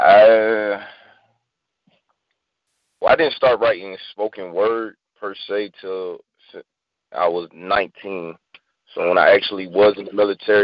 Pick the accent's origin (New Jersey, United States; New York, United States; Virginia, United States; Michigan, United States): Virginia, United States; moved away as an adult; also born or lived in Dumfries, Virginia / Stafford, Virginia; now in San Diego, United States; I was born in Dumfries, Virginia. Wow. Stafford, Virginia. I was like 3 years old. And I grew up in Virginia, and I shipped out when I was 18